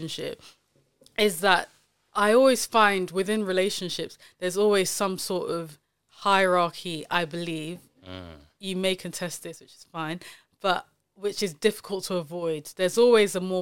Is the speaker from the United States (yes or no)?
no; Nigeria; I'll speak of Nigeria as a Nigerian